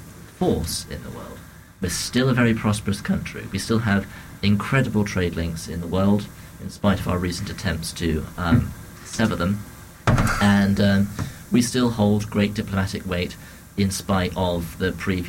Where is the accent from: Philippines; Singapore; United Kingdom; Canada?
United Kingdom; being British